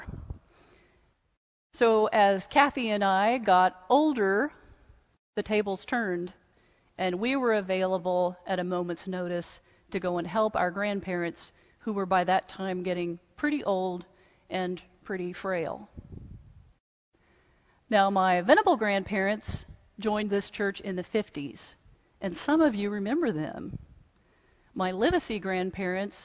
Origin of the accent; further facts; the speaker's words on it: Tulsa, Oklahoma, United States; I grew up right here in Tulsa